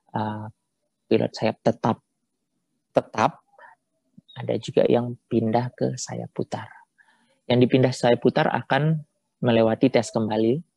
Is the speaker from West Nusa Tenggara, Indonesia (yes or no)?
yes; West Nusa Tenggara, Indonesia; salah satunya saya dari Nusa Tenggara Barat.